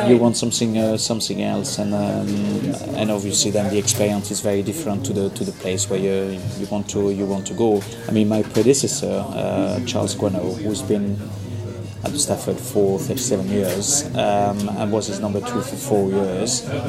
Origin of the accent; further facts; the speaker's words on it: Le Mans, Pays de la Loire, France; English is a second language; moved away as an adult; now in London, United Kingdom; Le Mans in France, okay, which is more famous for the car racing and bartending. And did 5 years catering school in Saint-Nazaire.